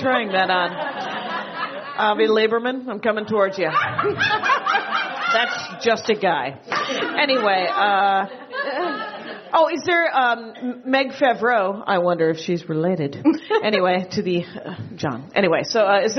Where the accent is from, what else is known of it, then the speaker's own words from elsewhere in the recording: Wisconsin, United States; now in California, United States; I'm from Wisconsin